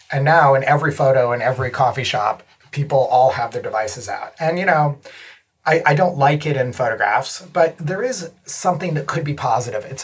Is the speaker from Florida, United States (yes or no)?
yes; Florida, United States; born there; also born or lived in Chicago, United States / Paris, France / Connecticut, United States; I was born in Florida to um, a Greek father and a Danish American mother, and then we moved to Chicago and my mother and father divorced because he moved